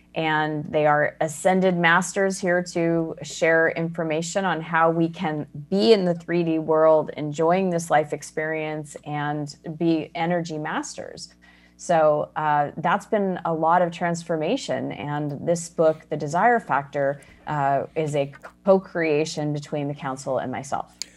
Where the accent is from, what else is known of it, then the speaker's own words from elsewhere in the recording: Arizona, United States; moved away as an adult; also born or lived in Chicago; I was born and raised in Arizona